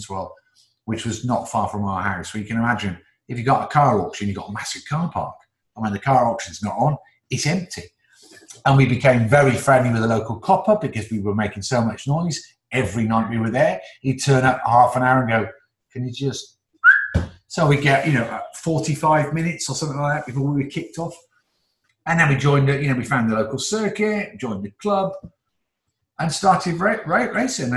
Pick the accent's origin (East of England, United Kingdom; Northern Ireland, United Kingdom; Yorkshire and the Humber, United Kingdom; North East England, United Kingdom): North East England, United Kingdom; Newcastle; also born or lived in Oxford; I was born in Oxford, but I only spent like 4 years of my life there. And then we went up to the northeast to Newcastle